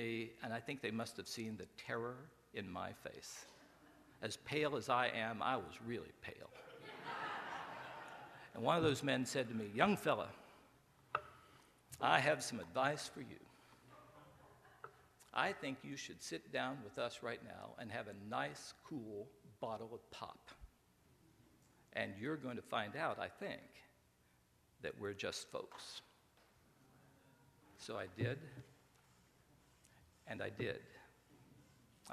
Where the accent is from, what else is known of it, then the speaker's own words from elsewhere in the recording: Beckley, West Virginia, United States; also born or lived in Bluefield, West Virginia; I grew up in Beckley, West Virginia.